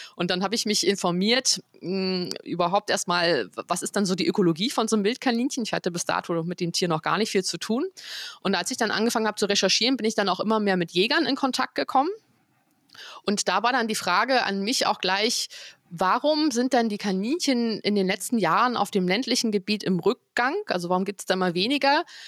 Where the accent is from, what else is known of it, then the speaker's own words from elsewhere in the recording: near Potsdam, Brandenburg, Germany; moved away as an adult; now in Frankfurt, Germany; Ich bin ja eigentlich aus der Nähe von Potsdam